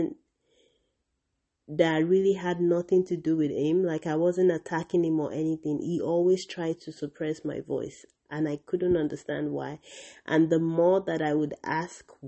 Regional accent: Nigeria; my own culture as a Nigerian

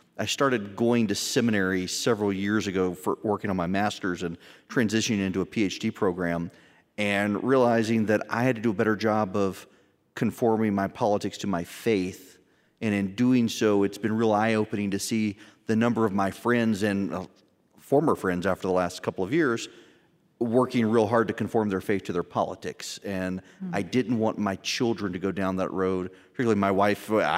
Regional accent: Dubai, United Arab Emirates; now in United States; And so then growing up overseas in Dubai, as an American in Dubai in the 1980s, you had to leave every 3 months.

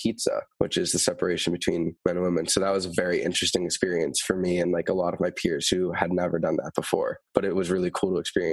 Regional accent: Boston, Massachusetts, United States; I'm from the Boston, Massachusetts area

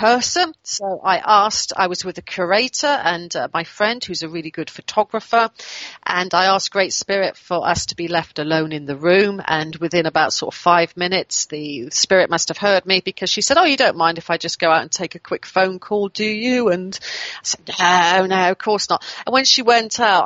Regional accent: near Swindon, South West England, United Kingdom; in Swindon, which is near my hometown

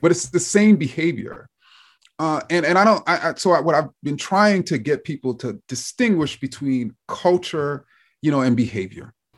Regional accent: New York City, New York, United States; I grew up in Jamaica, Queens, and so I came up on Queens hip hop in particular.

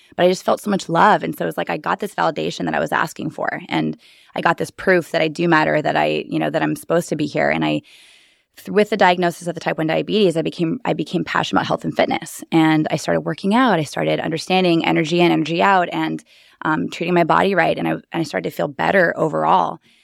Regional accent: Bear Valley, California, United States; also born or lived in Los Angeles, California / San Diego, California; now in Austin, United States; originally a little tiny ski village, um, population three hundred, Bear Valley, California

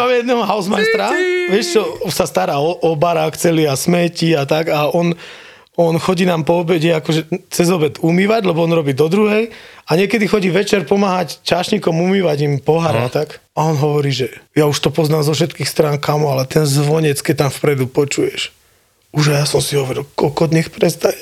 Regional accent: Prievidza, Trenčín Region, Slovakia; moved away as an adult; also born or lived in Germany / Bojnice; now in Kitzbühel, Austria; ja som kokot z Prievidze

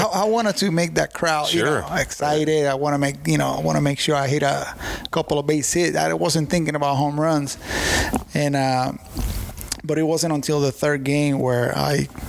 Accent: Puerto Rico; moved away; my home country

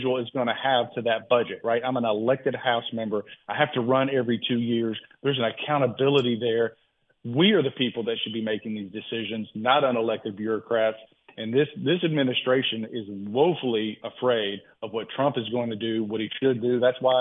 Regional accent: the South, United States; I'm a Southerner

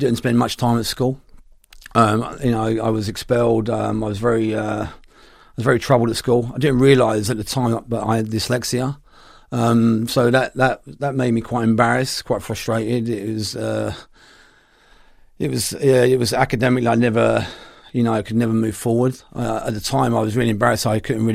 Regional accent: London, United Kingdom; Born and bred, yeah, in Camden

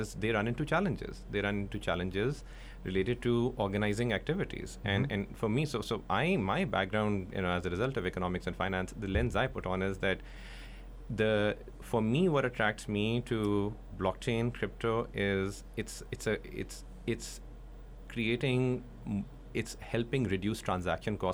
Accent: Pakistan; I'm from Pakistan

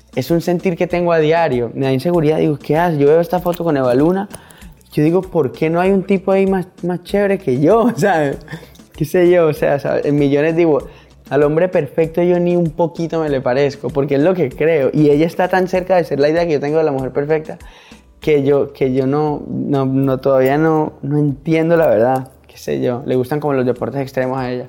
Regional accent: Colombia; mi país, de nuestra costa pacífica

